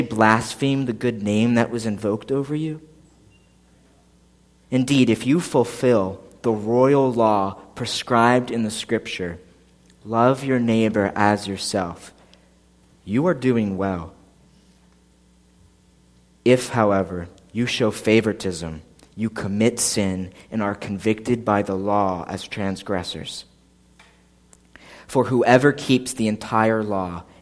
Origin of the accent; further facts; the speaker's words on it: Philadelphia, Pennsylvania, United States; moved away as an adult; now in New Egypt, United States; I grew up outside of Philadelphia, like 15 minutes from the airport